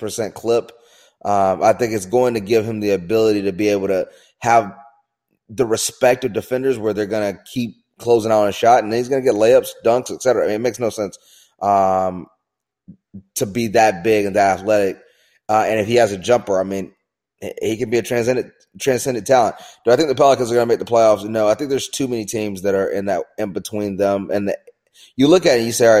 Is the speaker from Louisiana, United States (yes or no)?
no; outside of Charlotte, North Carolina, United States; growing up outside of Charlotte at that time